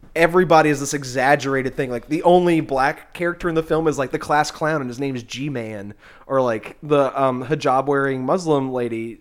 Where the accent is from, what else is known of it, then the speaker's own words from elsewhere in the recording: the South, United States; being like a Southerner